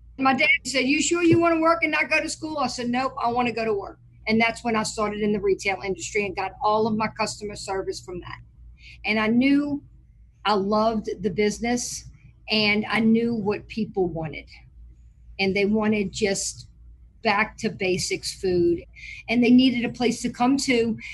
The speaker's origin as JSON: {"language": "English", "town": "New Orleans", "region": "Louisiana", "country": "United States", "tie": "born or raised there", "said": "I am from New Orleans, Louisiana. I grew up in Lake Vista"}